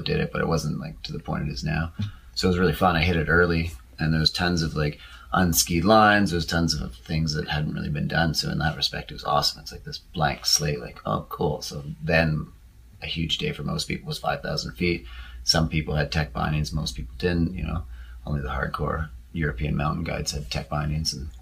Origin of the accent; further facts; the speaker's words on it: Sutton, Quebec, Canada; moved away as an adult; now in Revelstoke, Canada; I grew up in Quebec, south of Montreal, and I was a skier there. You know, it's this little ski town called Sutton